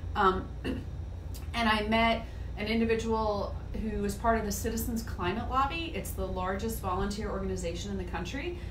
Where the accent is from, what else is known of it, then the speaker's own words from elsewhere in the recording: Martin County, Florida, United States; I grew up in Martin County and it was pretty rural